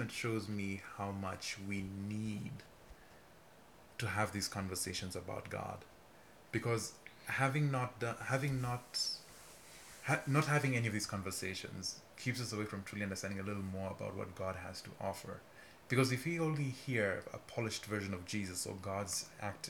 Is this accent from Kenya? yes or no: yes; Kenya; I'm from Kenya.